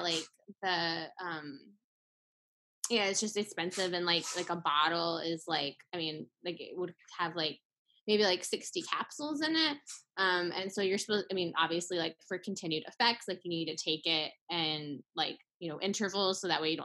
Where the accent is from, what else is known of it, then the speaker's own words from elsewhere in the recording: Tennessee, United States; growing up in Tennessee